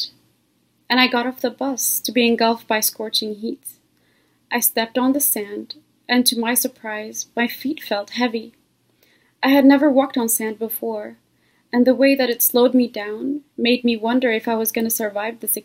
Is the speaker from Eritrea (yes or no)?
yes; Eritrea; English is a second language; moved away as an adult; also born or lived in Ethiopia / United States / Canada / Zambia; I was born in Ethiopia to Eritrean parents. In the early 90s, when Eritrea became an independent country, my family moved from Ethiopia to Eritrea